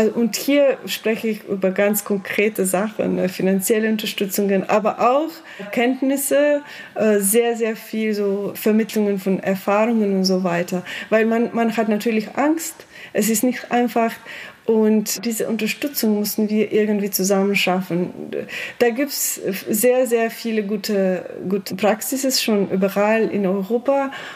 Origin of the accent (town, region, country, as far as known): Slovenia; German is a second language